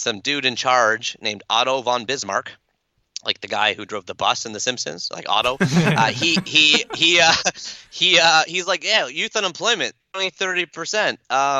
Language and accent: English; Canada; accent: Canadian; That's my Canadian accent.